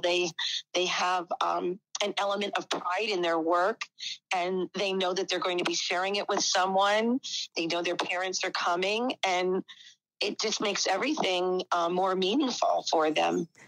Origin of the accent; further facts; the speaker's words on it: Whitehall, Pennsylvania, United States; now in Newark, Ohio, United States; I grew up, um, it's about an hour from Philadelphia, um, the Allentown area, um, actually Whitehall